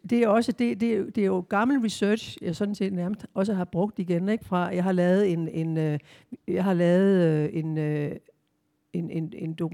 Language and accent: Danish; Southern Jutland, Southern Denmark, Denmark; det sønderjyske, altså det der med, hvor jeg kommer fra, og hvor, hvor jeg bor nu